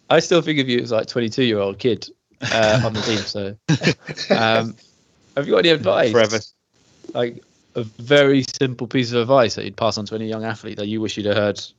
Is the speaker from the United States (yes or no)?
no; Ireland; I'm white Irish